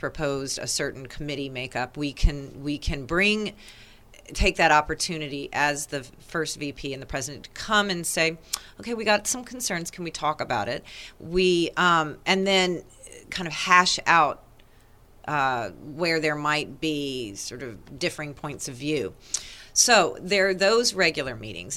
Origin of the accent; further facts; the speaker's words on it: East Coast, United States; moved away; I'm from the East Coast